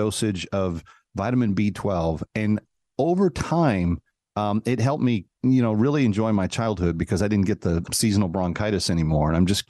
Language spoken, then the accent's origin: English; North Texas, United States; growing up in North Texas, where we were prone to quick temperature swings